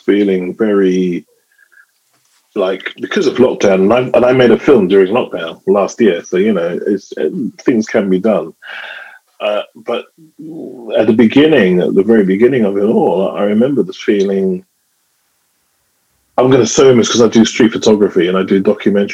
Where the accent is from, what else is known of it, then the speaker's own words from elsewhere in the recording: London, United Kingdom; a regular young boy growing up in London.